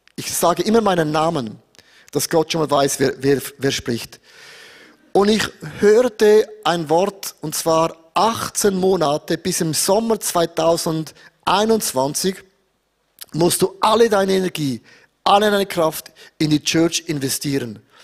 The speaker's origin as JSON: {"language": "German", "country": "Switzerland", "said": "bei uns in der Schweiz"}